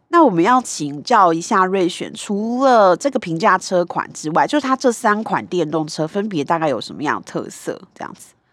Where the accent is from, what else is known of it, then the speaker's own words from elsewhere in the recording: Kaohsiung, Taiwan; 那就是我的故乡